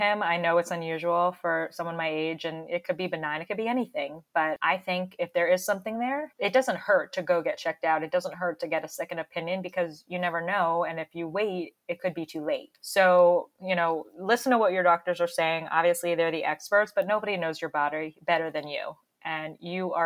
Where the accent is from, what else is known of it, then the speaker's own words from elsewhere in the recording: Florida, United States; moved away; my hometown in Florida